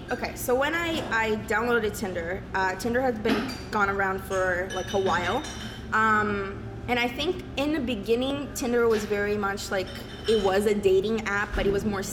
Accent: Brazil; born or raised there; now in Canada

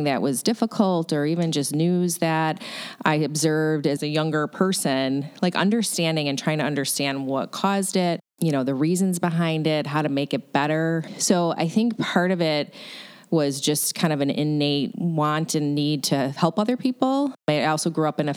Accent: Syracuse, New York, United States; now in Buffalo, United States; my father was actually a local politician where I grew up in Syracuse, New York

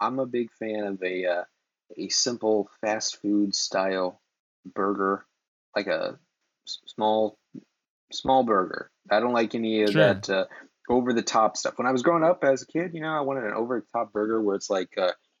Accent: Iowa, United States; moved away; I grew up in Iowa.

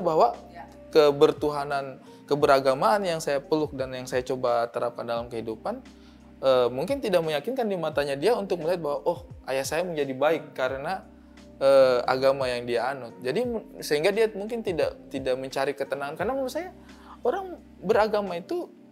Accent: Eastern Indonesia, Indonesia; saya orang timur

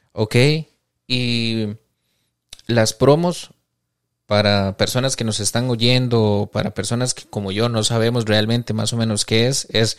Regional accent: Costa Rica; nosotros como cultura costarricense

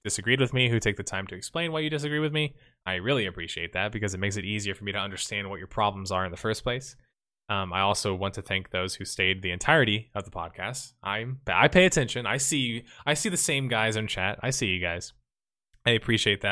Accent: United States; I'm American too

